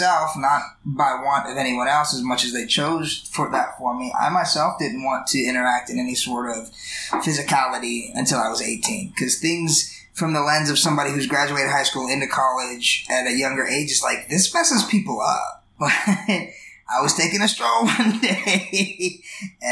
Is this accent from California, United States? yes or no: no; Hawaii, United States; moved away; also born or lived in Jacksonville, Arkansas; growing up in Hawaii